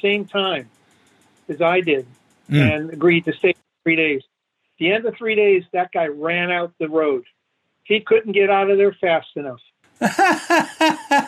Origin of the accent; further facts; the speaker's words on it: United States; moved away as an adult; also born or lived in New Jersey; I grew up in Chicago in northern Indiana.